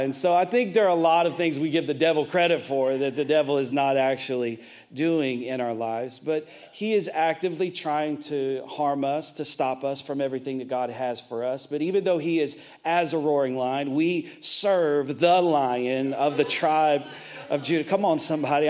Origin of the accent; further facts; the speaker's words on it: Tennessee, United States; I'm from Tennessee